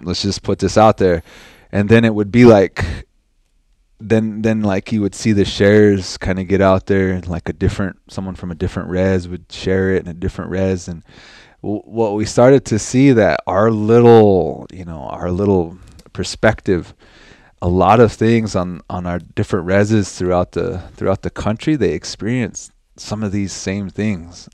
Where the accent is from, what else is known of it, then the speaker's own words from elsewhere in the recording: North Dakota, United States; also born or lived in Cheyenne River, South Dakota; I grew up here. in Standing Rock and also in Cheyenne River